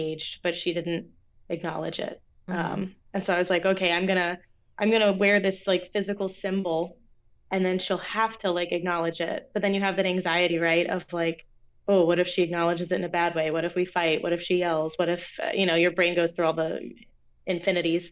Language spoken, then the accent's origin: English; Orlando, Florida, United States; moved away; also born or lived in Lynchburg, Virginia; I grew up in Orlando, Florida